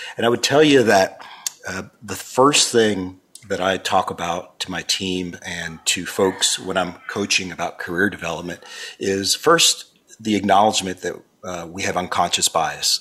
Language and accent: English; Miami, Florida, United States; growing up in that environment and growing up in Miami where you had people from Cuba and Argentina